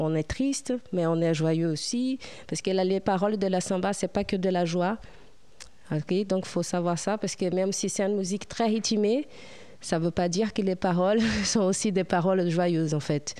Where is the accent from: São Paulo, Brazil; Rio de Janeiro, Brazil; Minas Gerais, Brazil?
Rio de Janeiro, Brazil; Piabetá; French is a second language; moved away as an adult; also born or lived in Petrópolis; now in France; je suis née euh, là-bas, mais j'étais élevée à Piabeta